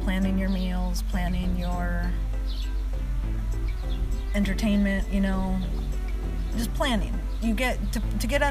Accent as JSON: {"language": "English", "town": "Seattle", "region": "Washington", "country": "United States", "tie": "born or raised there", "also_born_or_lived": "Mexico", "first_language": "Spanish", "second_language": "English", "said": "I grew up in the Seattle area"}